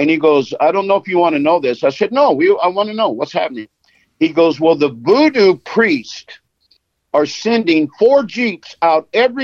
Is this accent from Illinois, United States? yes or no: no; Los Angeles, California, United States; I was born in Los Angeles